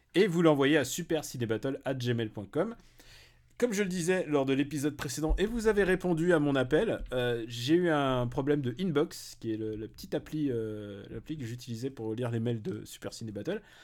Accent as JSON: {"language": "French", "town": "Paris", "region": "Île-de-France", "country": "France", "said": "en tant que parisien"}